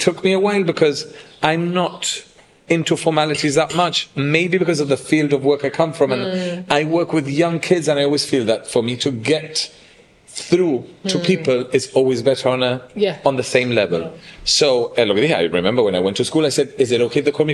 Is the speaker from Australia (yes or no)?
no; Gibraltar; accent: Gibraltarian; moved away as an adult; also born or lived in Japan / United States / London; As a Gibraltarian